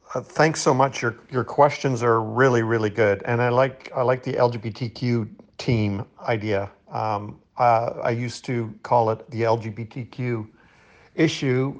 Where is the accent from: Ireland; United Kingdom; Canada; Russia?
Canada; I'm not American, I'm Canadian.